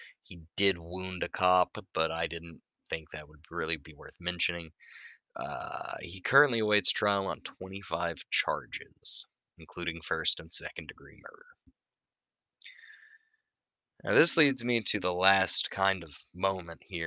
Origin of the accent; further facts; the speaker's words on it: Deep South, United States; I was raised in the Deep South. I'm from a hunting community.